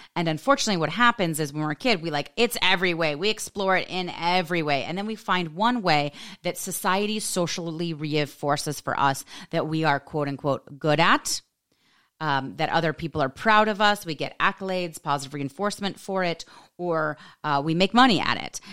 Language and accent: English; United States; being an American woman